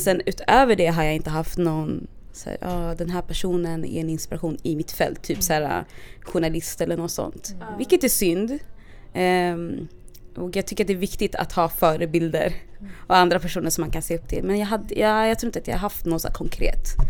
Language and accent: Swedish; Stockholm, Stockholm County, Sweden; jag är från Stockholm och jag har bott på lite olika platser. Mm. Också, så när jag var yngre så bodde vi, jag och min familj bodde mitt i stan